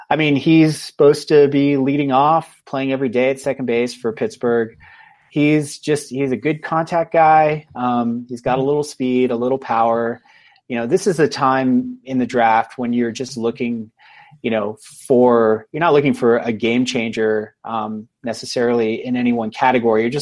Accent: England, United Kingdom; I think I'm doing the math right, but I'm I'm a I'm an English guy, so I don't know.

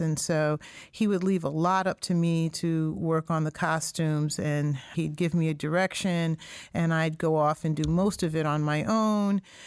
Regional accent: Springfield, Massachusetts, United States; I was born and raised in Springfield, Massachusetts

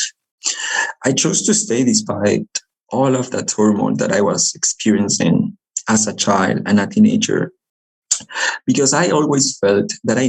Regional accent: Lima, Peru; English is a second language; moved away as an adult; also born or lived in Chile; now in Utah, United States; I am originally from Lima, Peru, but has lived in Utah for the last 5 years already because of college

